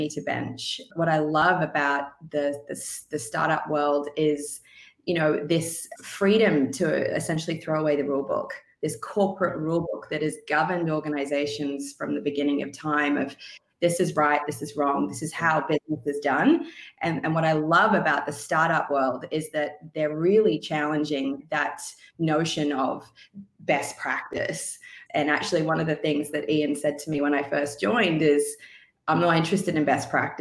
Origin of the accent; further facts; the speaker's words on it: Sunshine Coast, Queensland, Australia; moved away as an adult; also born or lived in Vancouver, Canada; move back to Australia, where the climate, not all of Australia, but where I grew up on the Sunshine Coast, is pretty temperate all year.